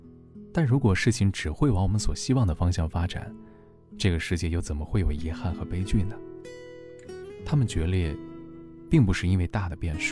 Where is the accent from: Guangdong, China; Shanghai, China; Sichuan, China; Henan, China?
Henan, China; now in Guangzhou, China; 我从河南来到广州之后，始终都只有一个。